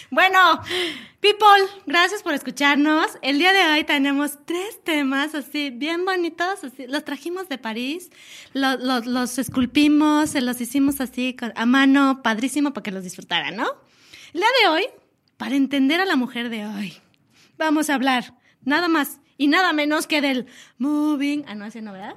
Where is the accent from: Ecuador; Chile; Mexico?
Mexico; Mexico City; somos, dicen por ahí que somos chilangas